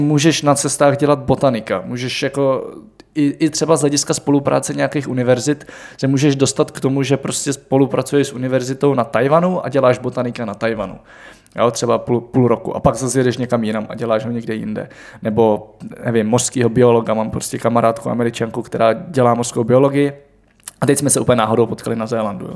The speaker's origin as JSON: {"language": "Czech", "country": "Czechia", "said": "my jako Češi"}